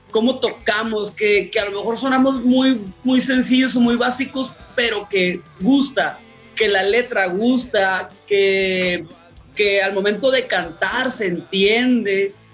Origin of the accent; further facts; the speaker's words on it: northern Mexico, Mexico; pues nosotros somos norteños queriendo hacer rock, pues.